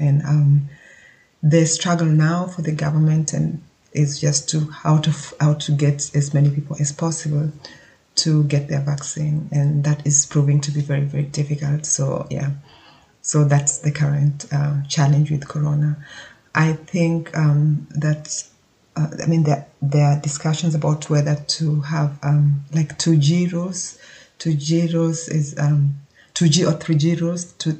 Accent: Kenya; now in Germany; I was born and brought up in Kenya. So even though I can now vote in Germany, I basically, my home country, I was born in Kenya.

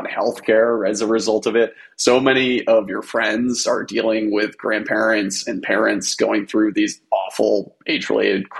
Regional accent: Maine, United States; moved away; Originally from Maine. That's where I spent my entire childhood.

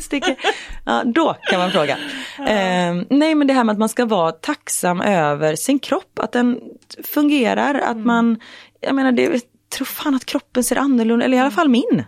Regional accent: Gothenburg, Västra Götaland, Sweden; jag från Göteborg

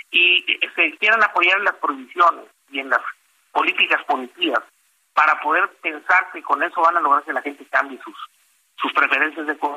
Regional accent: Mexico; que uno de los diques más duros que están encarando como, como consumidores y como, como ciudadanos, como mexicanos, es precisamente que los alimentos están eh, muy encarecidos

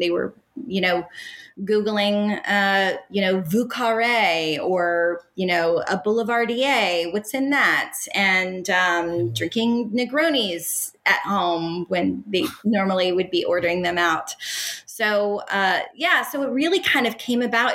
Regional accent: Pacific Northwest, United States; now in Los Angeles, United States; I'm from the Pacific Northwest.

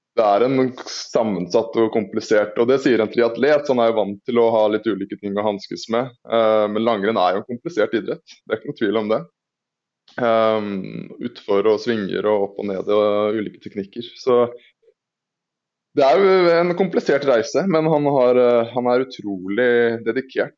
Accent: Østfold, Norway; jeg er fra Østfold

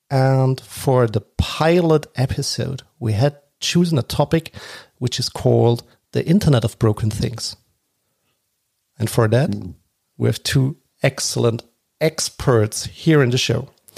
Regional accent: Germany; accent: German; English is a second language; I'm sitting currently in Germany. So my accent is Germany.

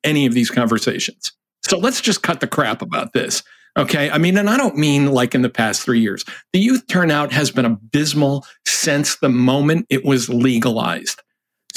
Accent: Massachusetts, United States; I'm from Massachusetts

